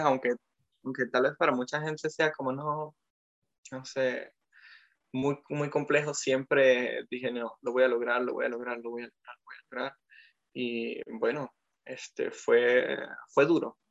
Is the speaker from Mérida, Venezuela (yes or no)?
yes; Mérida, Venezuela; moved away as an adult; also born or lived in French Alps, France; now in France; soy de Mérida